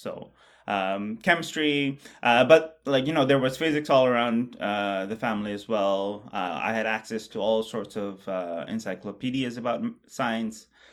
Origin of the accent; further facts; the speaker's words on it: Bangladesh; moved away; I grew up in Bangladesh